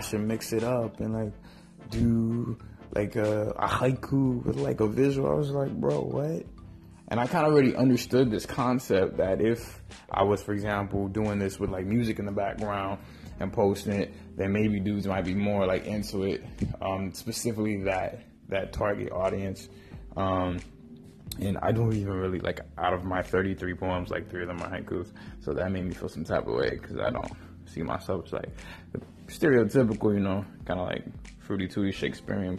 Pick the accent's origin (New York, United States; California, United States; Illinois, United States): New York, United States; New York City; I was raised in Harlem